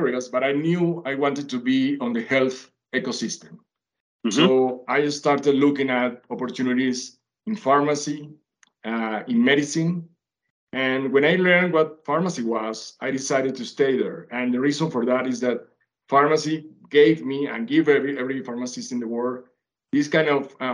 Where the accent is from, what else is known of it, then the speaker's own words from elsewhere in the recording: Venezuela; English is a second language; moved away as an adult; also born or lived in Colombia / Canada / United States; now in Mexico; I was born in Colombia, raised in Venezuela, have lived in Canada, US, and now in Mexico